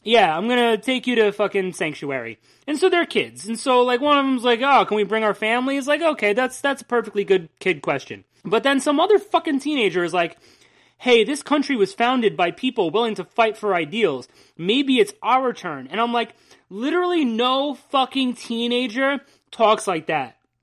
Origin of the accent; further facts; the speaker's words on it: New Jersey, United States; We're from New Jersey, and there are Hicks here too.